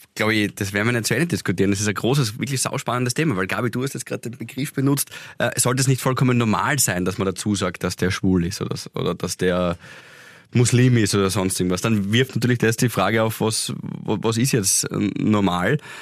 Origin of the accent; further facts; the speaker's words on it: Graz, Styria, Austria; für uns Grazer